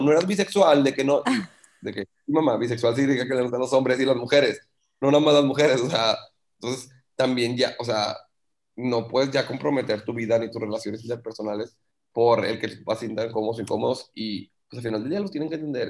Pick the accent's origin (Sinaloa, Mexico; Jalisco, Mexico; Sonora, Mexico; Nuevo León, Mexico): Nuevo León, Mexico; Monterrey; yo soy de Monterrey, pero vivo en Monterrey